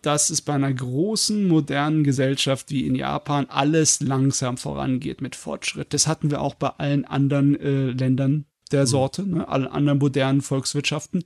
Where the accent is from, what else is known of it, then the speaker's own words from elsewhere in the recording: Germany; bei uns in Deutschland